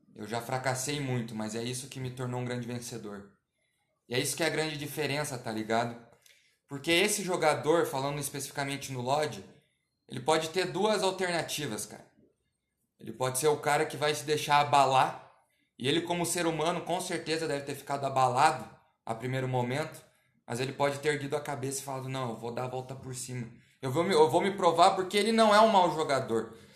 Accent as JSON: {"language": "Portuguese", "country": "Brazil"}